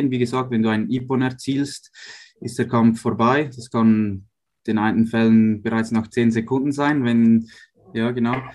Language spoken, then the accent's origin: German; Uster, Zurich, Switzerland; Ich bin in Uster aufgewachsen, nahe von Zürich.